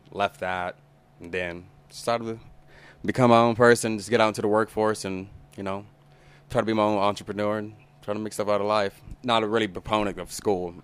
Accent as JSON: {"language": "English", "town": "Tulsa", "region": "Oklahoma", "country": "United States", "tie": "born or raised there", "also_born_or_lived": "Owasso, Oklahoma", "said": "I grew up here in Tulsa"}